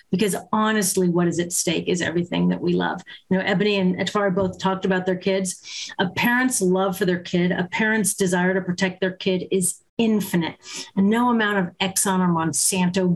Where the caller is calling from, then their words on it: Berkeley, California, United States; I'm calling in from Berkeley, California.